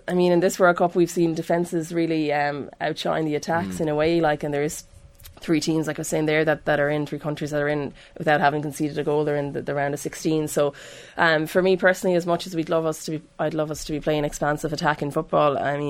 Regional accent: Ireland; It doesn't have the same ring to it for us as Irish fans.

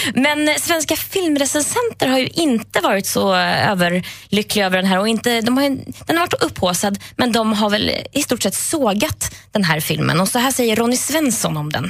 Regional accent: Värmland, Sweden; Jag är från Värmland

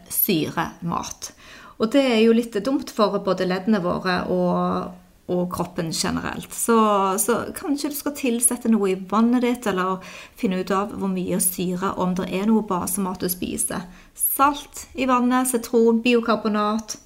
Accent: Stavanger, Rogaland, Norway; moved away; meg og de venninnene mine hjemme i Stavanger

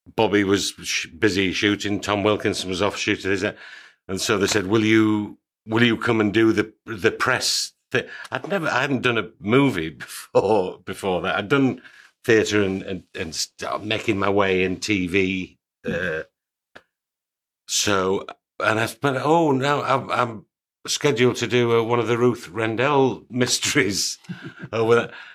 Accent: York, Yorkshire and the Humber, United Kingdom; I'm from York

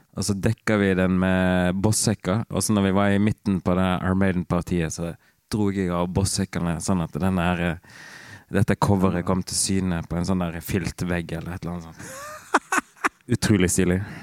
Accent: Rosendal, Vestland, Norway; also born or lived in Bergen; lita bygd som heter Rosendal, langt inn i en eh, vestlandsarm

